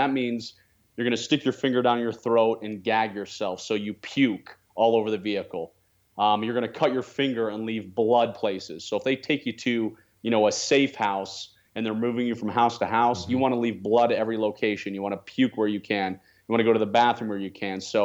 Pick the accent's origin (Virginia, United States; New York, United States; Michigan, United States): Virginia, United States; Northern; now in Cedar City, United States; I was born and raised in the Washington, D.C. area, just a few miles outside of D.C. in Northern Virginia.